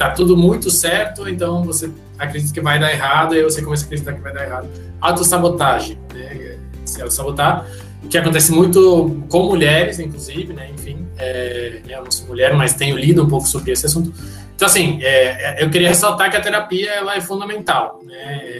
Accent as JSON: {"language": "Portuguese", "country": "Panama", "lives_now": "Brazil", "said": "Eu sou do Panamá, sou panamenho, minha mãe é panamenha, meu pai é panamenho, não sou"}